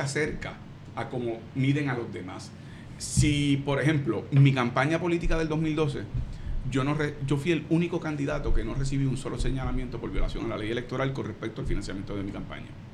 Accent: Puerto Rico; lo que me enseñaron a mí en mi escuela

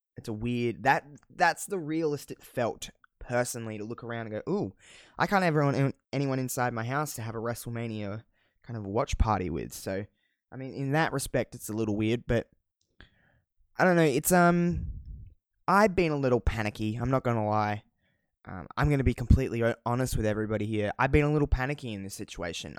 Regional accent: Australia; accent: Australian; I don't think I have that thick of an Australian accent, but maybe

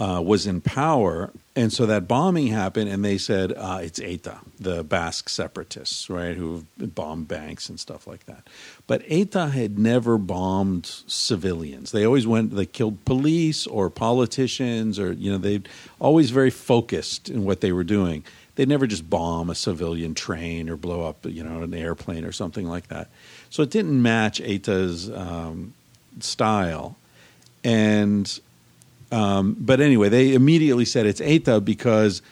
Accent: United States; as an American

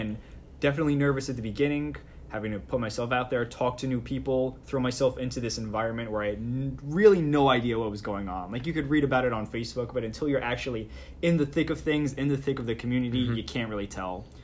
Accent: Levittown, New York, United States; the neighborhood I grew up in, Levittown, Long Island

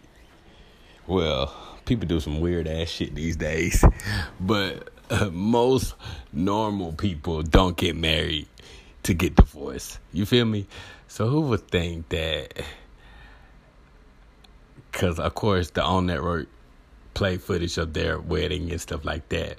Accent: Alabama, United States; I'm from Alabama

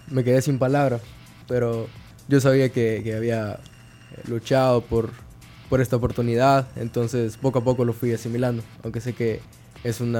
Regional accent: Izalco, Sonsonate, El Salvador; born there; Sí, yo nací en Izalco.

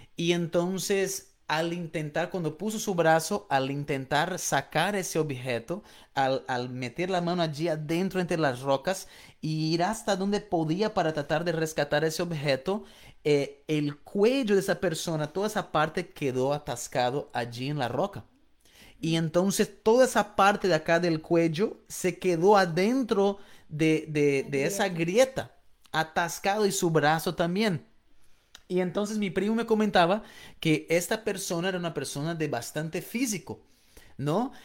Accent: Florianópolis, Santa Catarina, Brazil; moved away; yo soy de Brasil y yo crecí en una isla en el sur de Brasil llamado Florianópolis

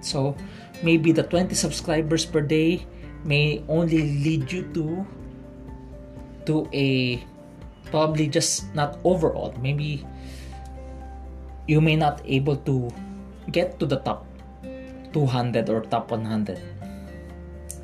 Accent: Philippines; I'm from the Philippines

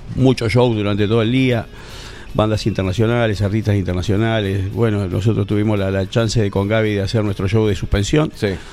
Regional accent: Uruguay; now in Casanova, Argentina; mi club de inicio fue Nacional de Montevideo, soy uruguayo.

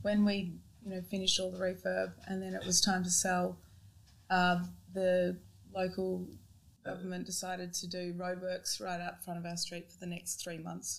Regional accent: Perth, Western Australia, Australia; now in Brisbane, Australia; I grew up in Perth.

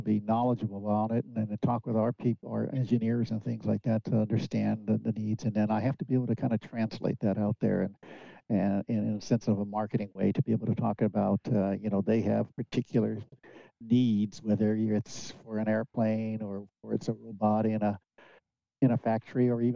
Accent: Hayward, California, United States; also born or lived in San Lorenzo; I was born and raised in the Bay Area. Yeah, I my hometown is Hayward

